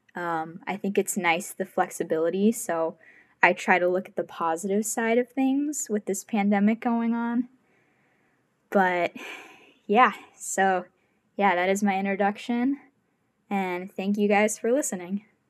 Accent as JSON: {"language": "English", "town": "Chicago", "region": "Illinois", "country": "United States", "moved": "as an adult", "lives_now": "San Diego, United States", "said": "I'm from Chicago"}